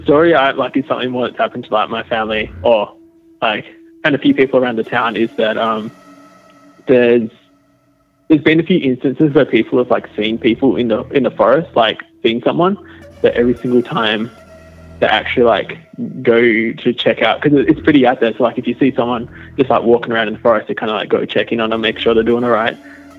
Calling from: Western Australia, Australia; I'm calling from Western Australia.

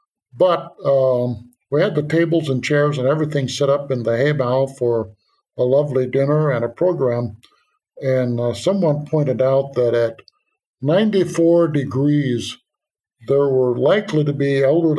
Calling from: Transylvania, Romania; I'm calling in from Romania today. We're in Transylvania section of Romania

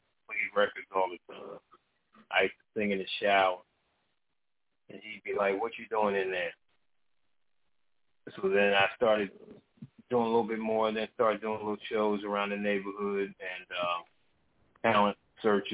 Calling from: Columbia, Maryland, United States; Calling from Columbia, Maryland. I'm a Maryland too.

